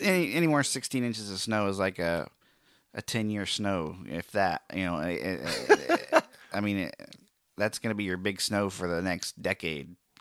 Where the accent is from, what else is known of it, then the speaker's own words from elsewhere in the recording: Oklahoma, United States; my home state of Oklahoma